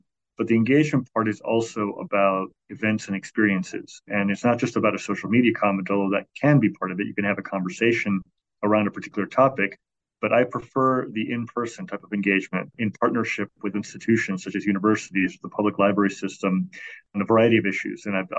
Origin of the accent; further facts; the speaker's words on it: Chicago, Illinois, United States; So from the time I was 5 or 6 years old, I grew up in Chicago, and we got both the Chicago Tribune and the Chicago Sun-Times.